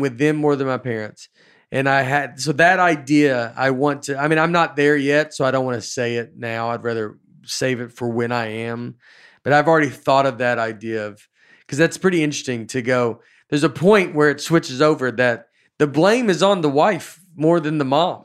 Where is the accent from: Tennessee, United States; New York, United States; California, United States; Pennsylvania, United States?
Tennessee, United States; Old Hickory; I grew up in Old Hickory